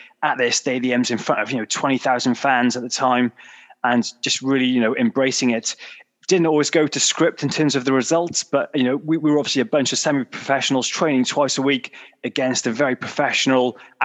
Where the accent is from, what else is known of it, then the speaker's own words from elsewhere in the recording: Pontypridd, Wales, United Kingdom; moved away as an adult; also born or lived in London; I came up from Wales, from Pontypridd, moved to the city.